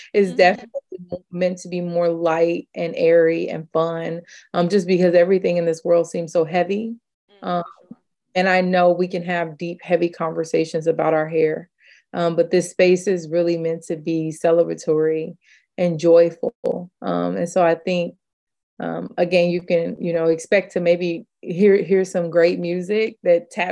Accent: Kansas City, United States; I'm from Kansas City.

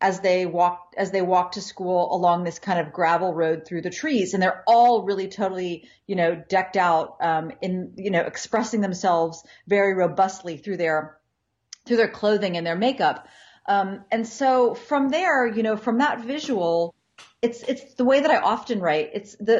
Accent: Ohio, United States; I grew up in Ohio, outside of a city

